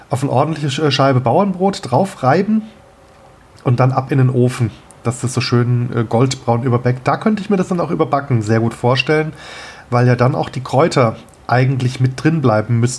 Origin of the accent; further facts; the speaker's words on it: Kehl, Baden-Württemberg, Germany; es gab also in meiner Jugend gab es in Kehl einen Irish Pub